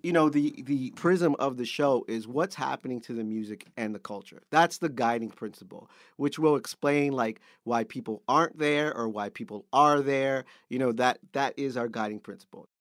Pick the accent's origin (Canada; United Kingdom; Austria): Canada; being Canadian